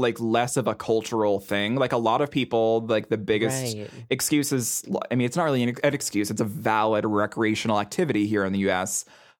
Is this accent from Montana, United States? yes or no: yes; Montana, United States; Oh, yeah. I mean, I grew up in Montana.